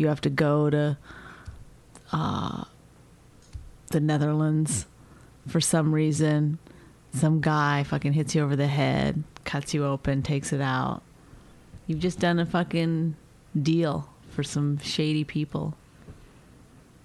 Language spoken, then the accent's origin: English; Canada; I'm Canadian